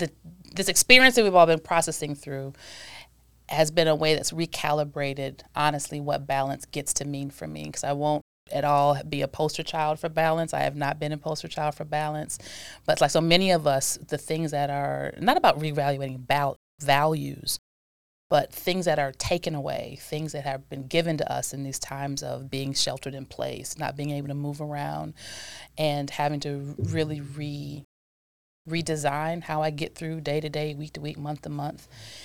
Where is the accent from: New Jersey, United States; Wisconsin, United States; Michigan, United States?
Wisconsin, United States; Milwaukee; born there; No, I was born in Milwaukee, and I'm an Army brat.